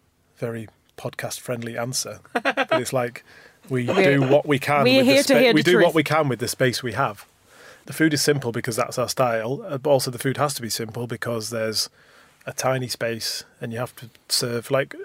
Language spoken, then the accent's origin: English; Manchester, North West England, United Kingdom; now in London, United Kingdom; We're both from Manchester. I've got Irish parents.